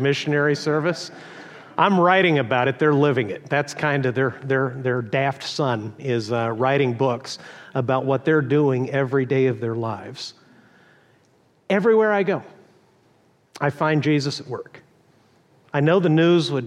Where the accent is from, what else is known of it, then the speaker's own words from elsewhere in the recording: Texas, United States; moved away; I was born in Texas